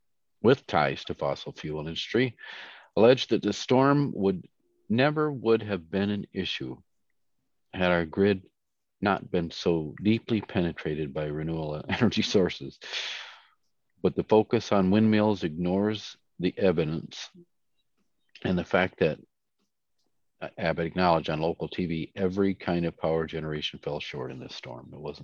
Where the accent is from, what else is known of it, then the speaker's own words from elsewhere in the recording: Stuttgart, Baden-Württemberg, Germany; born there; I was born in Stuttgart, by the way.